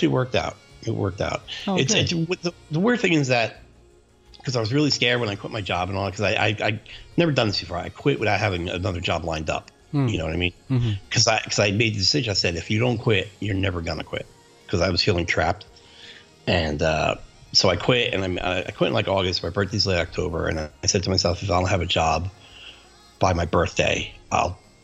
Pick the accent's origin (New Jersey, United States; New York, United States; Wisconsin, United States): New Jersey, United States; I grew up in New Jersey and my family's in New Jersey.